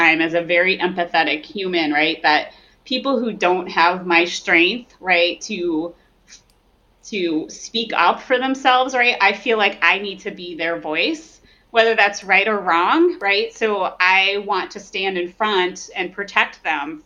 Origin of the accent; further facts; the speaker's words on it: New Jersey, United States; moved away; I come from New Jersey originally